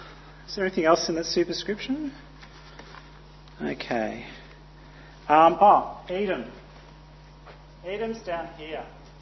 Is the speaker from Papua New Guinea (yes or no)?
yes; Papua New Guinea; But I grew up in Papua New Guinea, and earth tremors were quite common.